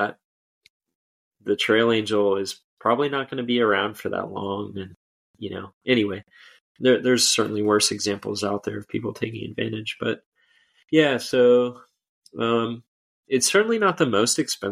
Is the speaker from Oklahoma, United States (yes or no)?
no; Florida, United States; I'm from Florida.